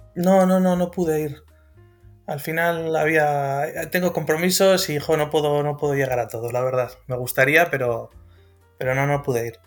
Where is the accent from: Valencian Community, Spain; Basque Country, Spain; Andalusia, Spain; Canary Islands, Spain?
Basque Country, Spain; Bilbao; Yo soy de Bilbao, del norte